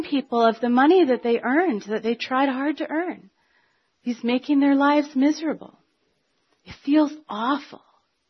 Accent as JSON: {"language": "English", "country": "Canada", "said": "we're Canadian"}